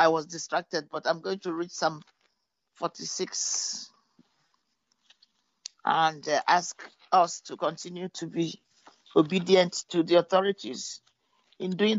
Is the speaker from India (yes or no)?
no; London, United Kingdom; moved away as an adult; also born or lived in Nigeria; now in Somerville, United States; I grew up in London too